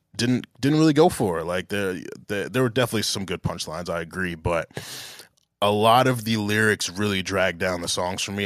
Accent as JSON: {"language": "English", "town": "Englewood", "region": "New Jersey", "country": "United States", "said": "I'm from Englewood, New Jersey"}